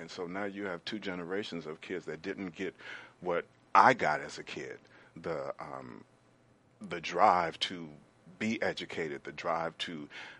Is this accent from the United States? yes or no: yes; Chicago, Illinois, United States; I grew up in the projects, and it wasn't the high-rise projects. It was what we call the low-rise, which was only two stories high.